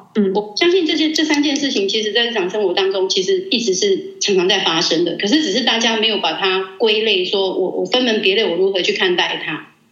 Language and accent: Chinese; Taiwan; 我们台湾话